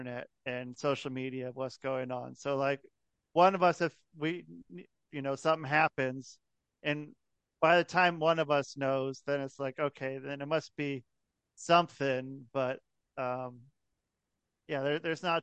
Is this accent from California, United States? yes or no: no; Portland, Oregon, United States; I'm from Portland, Oregon